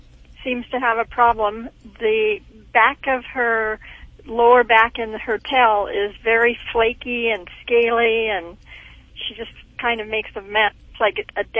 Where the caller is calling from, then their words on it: Montana, United States; Calling from Montana.